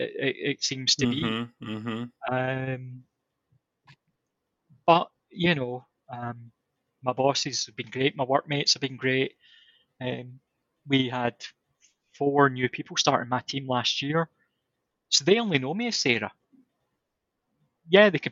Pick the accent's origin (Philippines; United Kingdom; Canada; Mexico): United Kingdom; Scotland